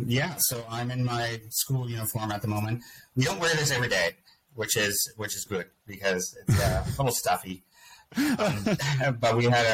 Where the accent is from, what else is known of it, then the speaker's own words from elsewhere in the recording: Nova Scotia, Canada; I'm from the Mi'kmaq Nation. We're here in Nova Scotia, Canada. We're part of a confederacy called the Wabanaki Confederacy.